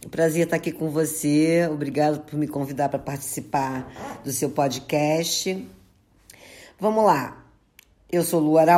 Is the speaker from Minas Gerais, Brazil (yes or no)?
no; São Paulo, Brazil; now in Rio de Janeiro, Brazil; E eu vim morar no Rio de Janeiro, inclusive por isso. Eu sou paulista.